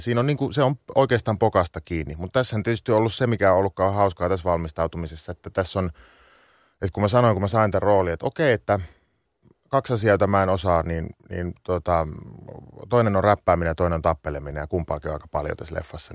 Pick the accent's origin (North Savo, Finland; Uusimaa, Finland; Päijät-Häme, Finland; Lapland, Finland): North Savo, Finland; Sonkajärvi; now in London, United Kingdom; mä oon kasvanut Sonkajärvellä, että 25 kisan päässä